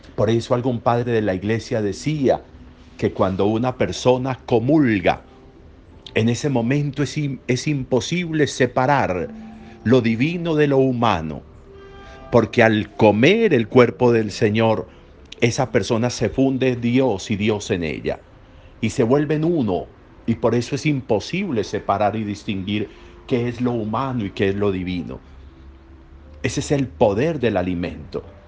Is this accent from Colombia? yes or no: yes; Colombia; nosotros como colombianos